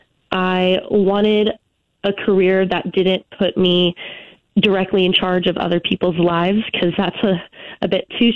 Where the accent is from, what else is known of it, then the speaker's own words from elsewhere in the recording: Elk Grove, California, United States; moved away as an adult; now in Boise, United States; I am originally from Elk Grove, California